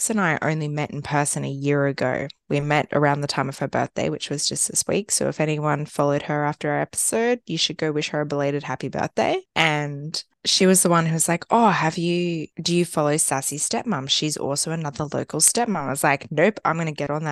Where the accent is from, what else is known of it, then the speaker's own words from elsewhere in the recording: Australia; I'm like, Australia